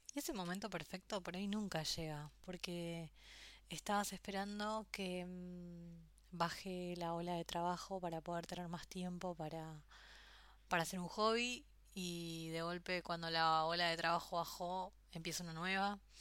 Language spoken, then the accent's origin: Spanish; Argentina; also born or lived in Australia / France / Spain; now in Buenos Aires, Argentina; después volví a Argentina